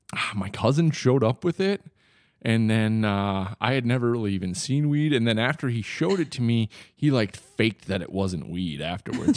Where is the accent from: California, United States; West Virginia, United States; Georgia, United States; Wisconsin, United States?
Wisconsin, United States; accent: Wisconsin; now in Oklahoma, United States; I'm originally from Wisconsin.